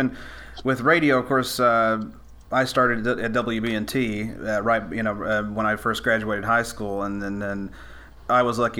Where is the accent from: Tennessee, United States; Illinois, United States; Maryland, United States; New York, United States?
Tennessee, United States; Scott County; We grew up together in Scott County, Tennessee